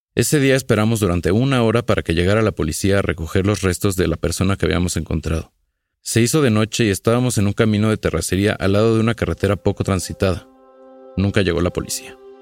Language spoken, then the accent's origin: Spanish; Mexico